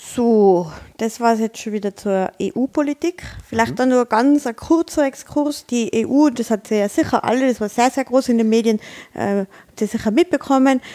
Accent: Tyrol, Austria; uns als Tiroler

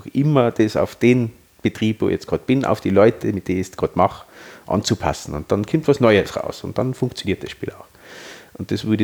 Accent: Austria; Äh, wir sind Österreicher und wir haben eine österreichische Lösung.

